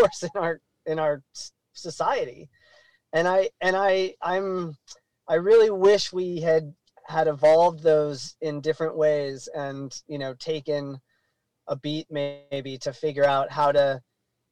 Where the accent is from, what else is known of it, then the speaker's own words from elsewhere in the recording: Colorado, United States; I grew up in the mountains. I grew up in Colorado.